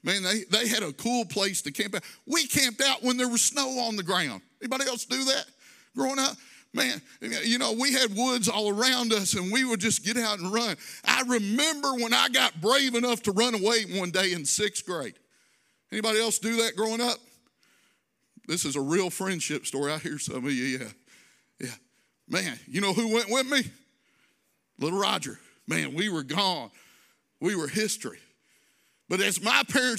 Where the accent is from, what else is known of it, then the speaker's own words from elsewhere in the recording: Louisville, Kentucky, United States; growing up in Louisville, we owned my grandparents' farm almost down on the Tennessee, so on the Tennessee border